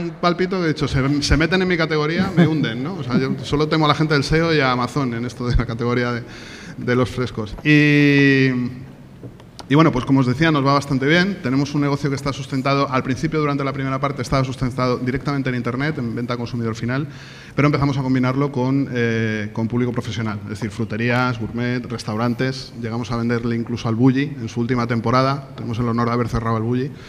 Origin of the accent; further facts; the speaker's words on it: Almería, Andalusia, Spain; vengo de Almería, aunque no lo parece por mi acento, pero yo allí viviendo 13, 13 años.